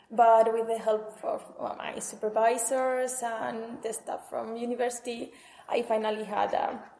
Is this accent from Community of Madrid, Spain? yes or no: no; Sabiñánigo, Aragon, Spain; now in Lisbon, Portugal; I'm coming from Sabiñanigo, a little village in Huesca in the north of Spain.